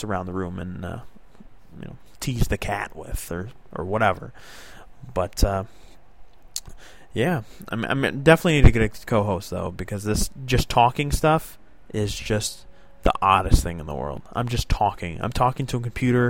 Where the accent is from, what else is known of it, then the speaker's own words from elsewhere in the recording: South Florida, United States; now in New York State, United States; I was born and raised South Florida